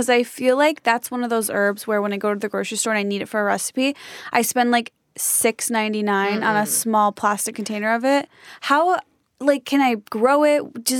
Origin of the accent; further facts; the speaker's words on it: a suburb of Chicago, Illinois, United States; I'm from Illinois. Okay. A suburb of Chicago.